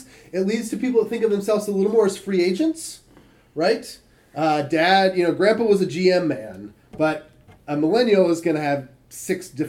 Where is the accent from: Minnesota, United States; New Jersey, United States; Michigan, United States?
Michigan, United States; When I was a kid, I grew up in Michigan